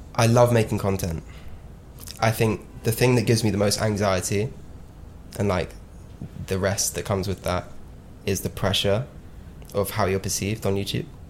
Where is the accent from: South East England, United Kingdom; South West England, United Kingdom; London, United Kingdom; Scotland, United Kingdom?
South West England, United Kingdom; Devon; Growing up in Devon